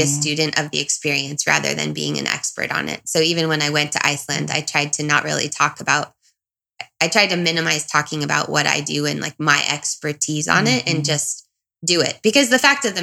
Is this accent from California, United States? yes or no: yes; Southern California, United States; also born or lived in Brazil; I'm from Southern California